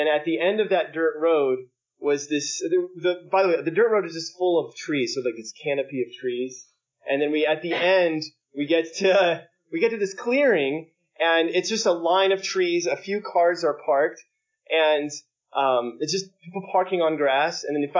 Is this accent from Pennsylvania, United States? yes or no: no; Alabama, United States; I don't know if you know this, I grew up in Alabama